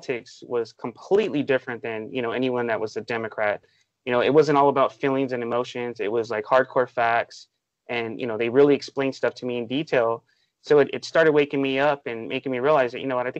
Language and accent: English; Los Angeles, California, United States; I was born and raised in Canoga Park, California